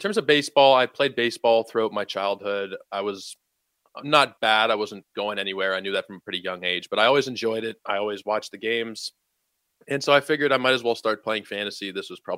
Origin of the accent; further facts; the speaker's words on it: Toronto, Ontario, Canada; I am from Toronto. I am a Canadian.